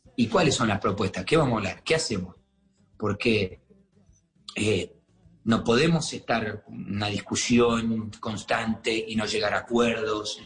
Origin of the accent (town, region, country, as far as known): Argentina; now in Miami, United States